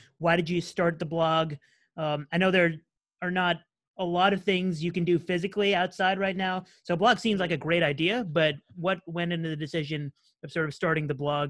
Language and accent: English; New England, United States; I'm from New England.